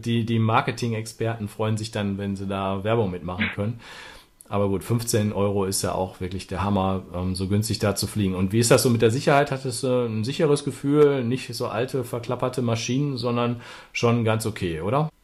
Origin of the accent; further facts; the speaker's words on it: Ruhr area, North Rhine-Westphalia, Germany; Das ist ja Ruhrgebiet, da komme ich ja auch her